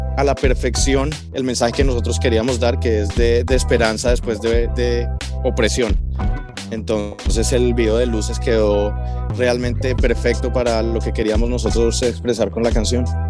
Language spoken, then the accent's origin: Spanish; Bogotá, Colombia; now in Miami, United States; los dos somos colombianos. Yo soy de Bogotá